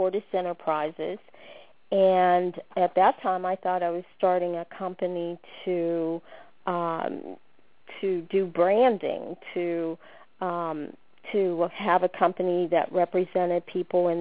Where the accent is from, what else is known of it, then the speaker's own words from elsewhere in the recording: Pittsburgh, Pennsylvania, United States; moved away as an adult; also born or lived in Washington, D.C.; I grew up in Pittsburgh, Pennsylvania